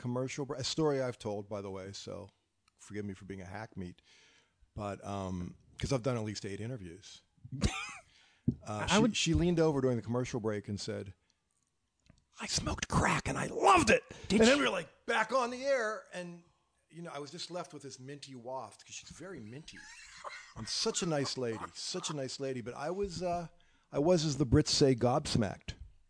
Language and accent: English; the South, United States; But I'm from the South.